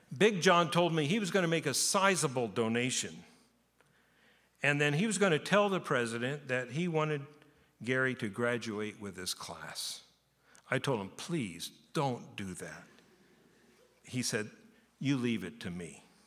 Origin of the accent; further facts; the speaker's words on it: Japan; moved away as an adult; I was born in Japan. I lived in Japan, but through being 18